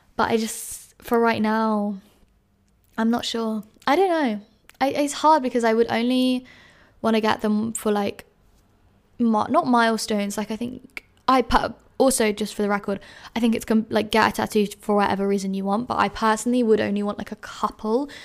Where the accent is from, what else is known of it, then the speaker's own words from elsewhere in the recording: London, United Kingdom; moved away as an adult; now in Edinburgh, United Kingdom; I grew up in London, but, like, Greater London, like, suburb